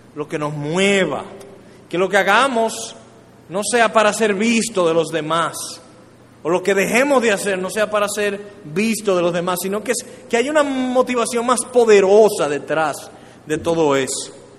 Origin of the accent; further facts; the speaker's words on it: Dominican Republic; como dominicanos